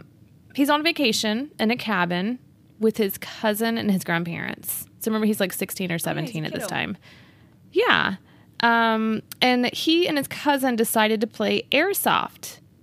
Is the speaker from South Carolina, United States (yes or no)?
no; Texas, United States; I'm from Texas.